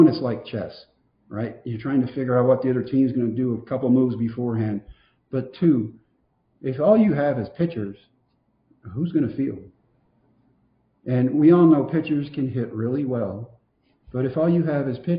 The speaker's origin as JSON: {"language": "English", "region": "Texas", "country": "United States"}